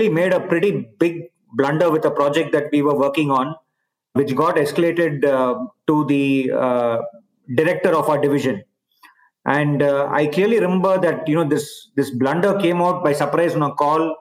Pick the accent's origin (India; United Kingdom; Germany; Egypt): India; moved away as an adult; also born or lived in Bay Area, United States / Barcelona, Spain / Singapore / China; I've obviously been born and brought up in India